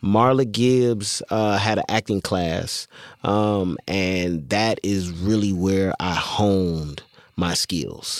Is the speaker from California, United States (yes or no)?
yes; Inglewood, California, United States; also born or lived in Leimert Park, Los Angeles / Baldwin Hills, Los Angeles; born and raised in Inglewood, California, um, through and through ninety-ninth and Crenshaw